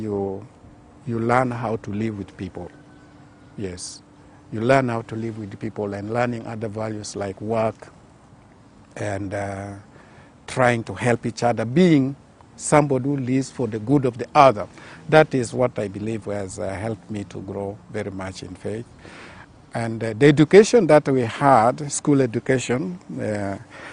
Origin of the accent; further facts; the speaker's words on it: Arua, Northern Region, Uganda; I was raised in Arua, born and raised in Arua.